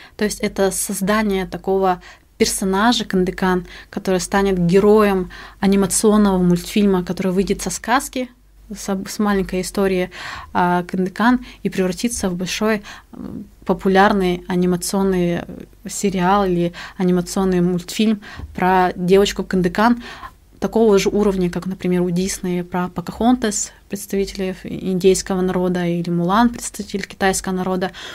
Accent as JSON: {"language": "Russian", "town": "Arka", "region": "Khabarovsk Krai", "country": "Russia", "tie": "born or raised there", "moved": "yes", "lives_now": "Yakutia, Russia", "said": "Родом я из села Арка Охотского района Хабаровского края"}